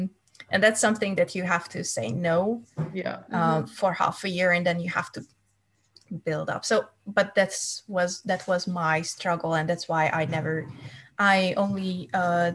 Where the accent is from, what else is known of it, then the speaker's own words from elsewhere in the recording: Hungary; English is a second language; moved away as an adult; also born or lived in United States; now in Denmark; I'm from Hungary